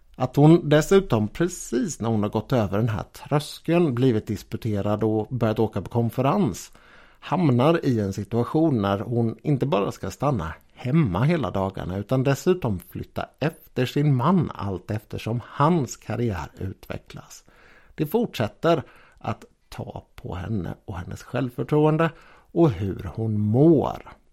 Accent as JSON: {"language": "Swedish", "town": "Gothenburg", "region": "Västra Götaland", "country": "Sweden", "tie": "born or raised there", "said": "Det fanns här i min hemstad faktiskt en skola som hette den Storkenfeldtska"}